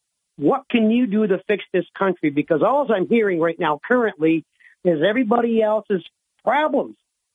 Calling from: Owego, New York, United States; from Owego

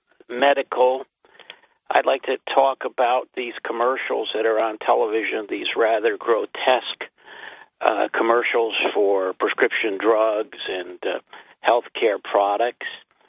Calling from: New York, United States; The Chameleon from upstate New York.

